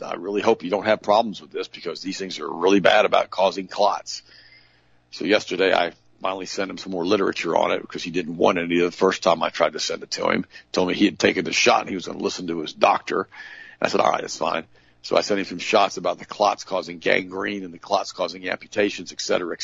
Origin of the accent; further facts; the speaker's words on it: United States; I'm that first generation German. My mom was born in Germany. I was born here as an American.